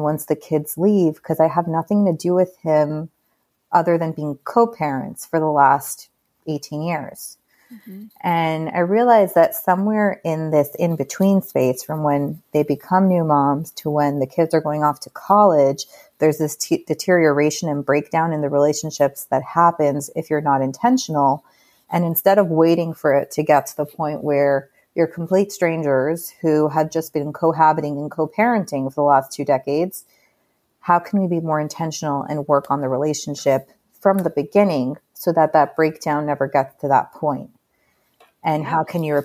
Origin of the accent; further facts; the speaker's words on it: Miami Beach, Florida, United States; moved away as an adult; also born or lived in New York; I was born and raised in Miami Beach